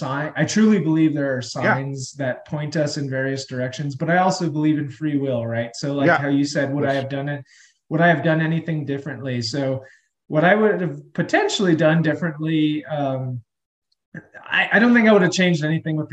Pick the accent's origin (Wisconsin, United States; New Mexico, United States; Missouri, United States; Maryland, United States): New Mexico, United States; Albuquerque; I'm still here in the Albuquerque, New Mexico area. I did leave for a little bit early in my career, but this is where I grew up